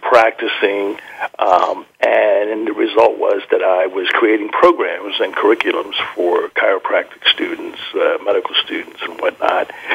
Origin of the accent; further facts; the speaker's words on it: New Jersey, United States; I grew up in New Jersey